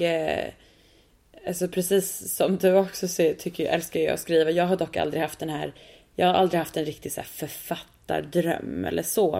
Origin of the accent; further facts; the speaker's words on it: Sweden; also born or lived in New York; jag som svensk